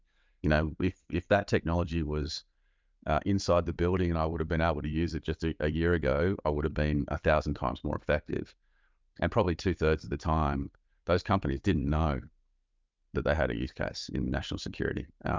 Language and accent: English; Australia; As an Australian military and intelligence officer, I had very little to do with the private sector